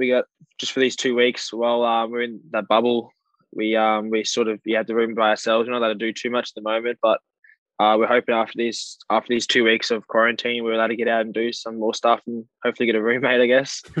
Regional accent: Queensland, Australia; I'm from Queensland as well, which sort of helps me used to the weather.

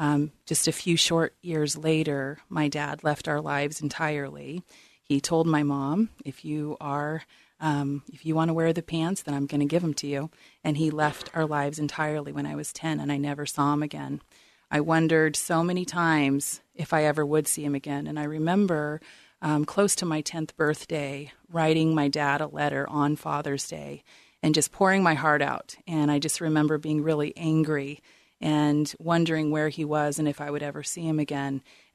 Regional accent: New Orleans, Louisiana, United States; born there; But I was born into homelessness in New Orleans, and for the first 7 years of my life, the family car was my home

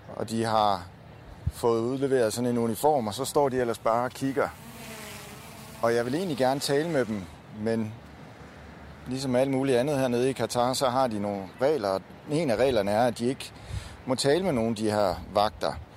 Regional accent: Denmark

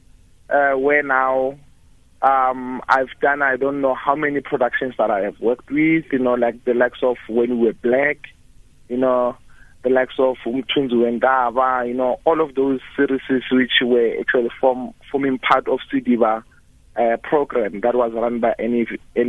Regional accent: Orange Farm, Gauteng, South Africa; I grew up in Orange Farm. That is where I did my primary school as well as my high school

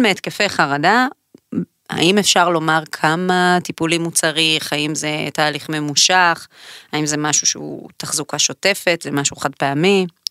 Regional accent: Israel

